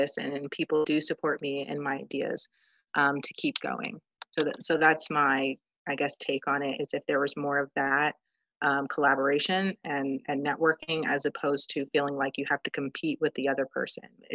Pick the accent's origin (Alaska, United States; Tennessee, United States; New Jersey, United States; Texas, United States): New Jersey, United States; I'm from New Jersey